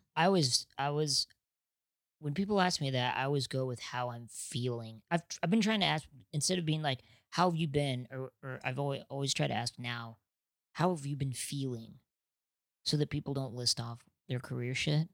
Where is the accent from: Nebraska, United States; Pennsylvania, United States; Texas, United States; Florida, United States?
Nebraska, United States; now in Los Angeles, United States; I'm from Nebraska